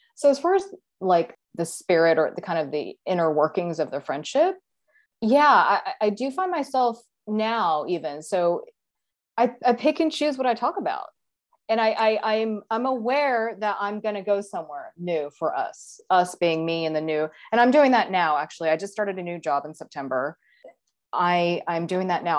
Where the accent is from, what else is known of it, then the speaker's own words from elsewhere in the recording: Texas, United States; moved away as an adult; now in Seattle, United States; I grew up in Texas and I lived in Texas for a while in my twenties